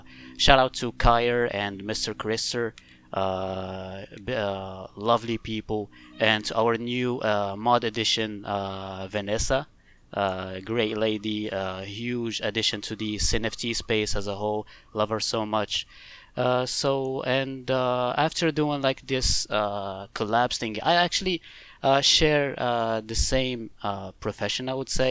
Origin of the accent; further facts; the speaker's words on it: Morocco; I'm actually from Morocco